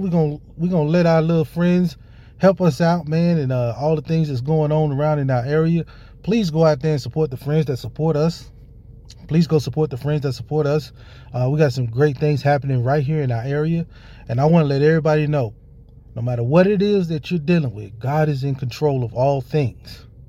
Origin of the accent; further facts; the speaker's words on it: Hattiesburg, Mississippi, United States; my hometown, Hattiesburg, Mississippi